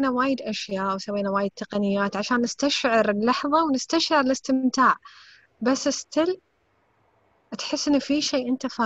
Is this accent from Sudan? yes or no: no; United Arab Emirates; من الامارات